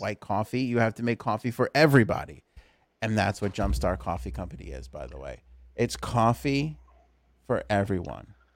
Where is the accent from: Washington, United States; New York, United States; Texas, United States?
New York, United States; New York City; You and I grew up in Queens